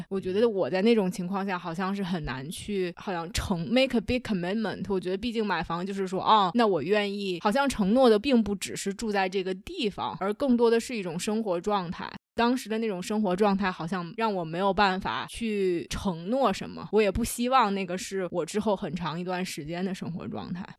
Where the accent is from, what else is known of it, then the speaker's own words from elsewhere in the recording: China; now in Toronto, Canada; 尤其是作为中国人来说